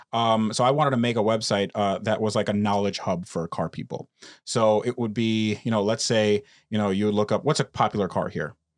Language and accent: English; United States; born or raised there; also born or lived in Russia